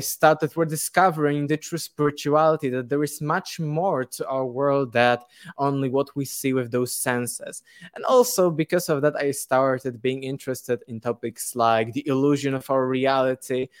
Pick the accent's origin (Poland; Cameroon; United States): Poland; English is a second language; I'm from Poland